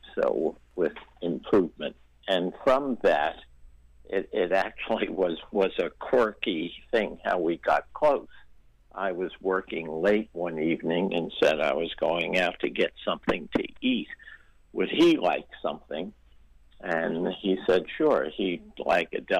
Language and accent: English; New York City, New York, United States; also born or lived in Brooklyn; I was from New York. I grew up in Queens